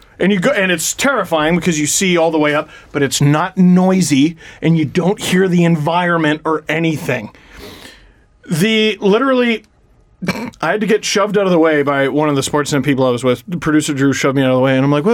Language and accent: English; Canada; as a Canadian